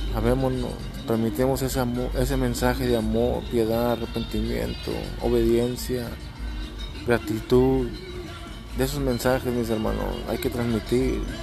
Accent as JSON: {"language": "Spanish", "region": "Texas", "country": "United States", "said": "Yo acá soy de Estados Unidos, ¿va? En Texas, el estado de Texas"}